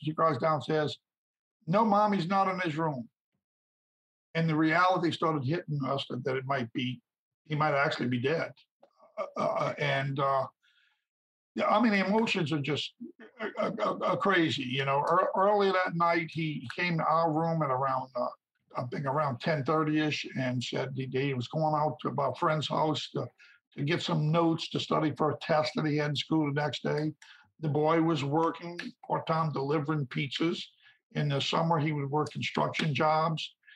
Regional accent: St. Bernard Parish, Louisiana, United States; my hometown, St. Bernard Parish, Louisiana

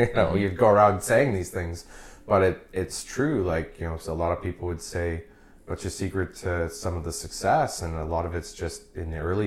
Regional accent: Oakbank, Manitoba, Canada; now in Winnipeg, Canada; I grew up in Oak Bank. So I was like a country boy.

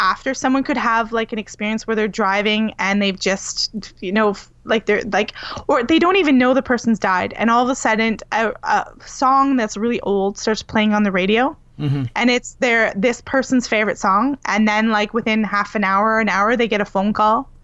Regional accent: New Brunswick, Canada; on the East Coast of Canada, where I was born in New Brunswick.

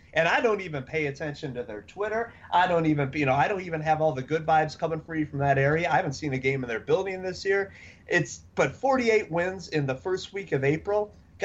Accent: Chicago, Illinois, United States; I'm from Chicago.

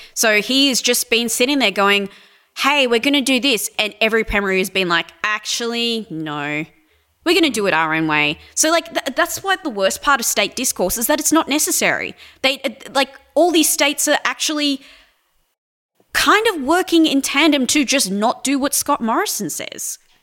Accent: New South Wales, Australia; now in Victoria, Australia; I'm originally from New South Wales, um, and I moved to Victoria about ten years ago

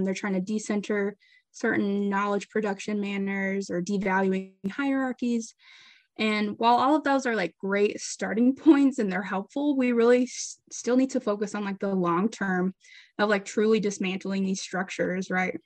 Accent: Greenwood, Arkansas, United States; moved away as an adult; now in St. Louis, United States; I'm originally from Greenwood, Arkansas, small town, and I'm currently here in St. Louis, Missouri

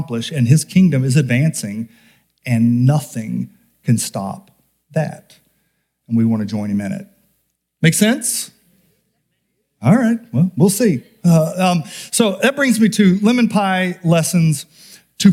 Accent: Homer, Alaska, United States; now in Wasilla, United States; I'm from Homer, and we were Homeroids.

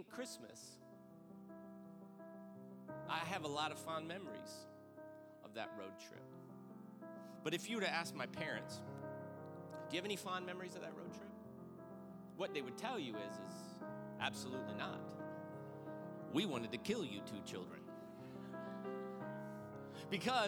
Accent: Granite City, Illinois, United States; my family, who I grew up in Granite City, Illinois, outside of St. Louis

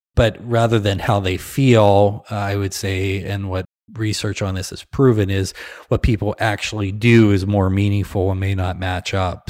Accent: Midwest, United States; we're from the Midwest. We tend to be nice, pleasant, kind, simple folk

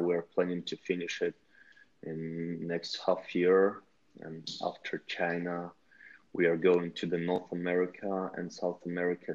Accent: Russia; we are team from Russia

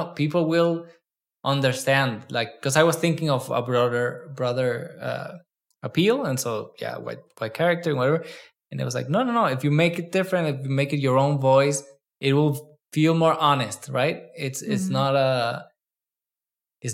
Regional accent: Mexico; I'm like, no, I'm Mexican too.

